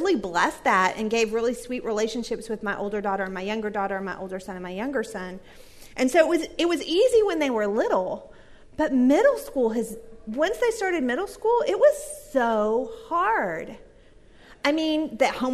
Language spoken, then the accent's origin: English; Texas, United States; now in Duluth, United States; I grew up in Texas